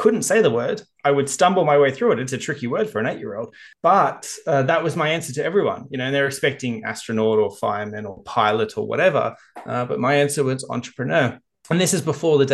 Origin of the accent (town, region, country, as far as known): Australia